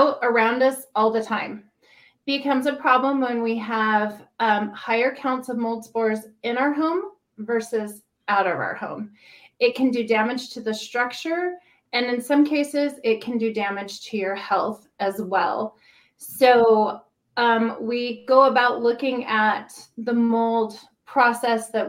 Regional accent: Puyallup, Washington, United States; I grew up in Puyallup, so just down south.

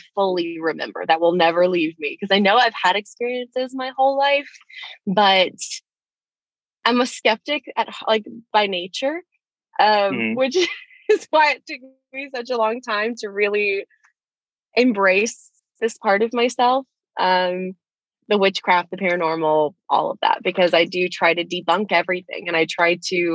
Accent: Gulf Coast in Alabama, United States; moved away as an adult; now in Orlando, United States; I grew up in Alabama.

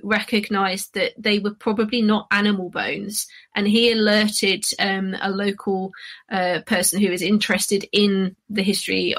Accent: London, United Kingdom; I grew up in London, so there's sort of urban archaeology there.

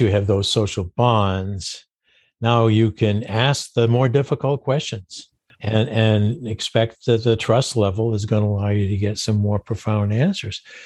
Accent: Maine, United States; I grew up in Maine

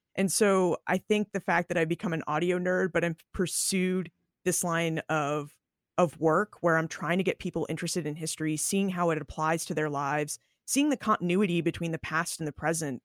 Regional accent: New England, United States; also born or lived in Boston; I was born in Boston. I grew up in New England

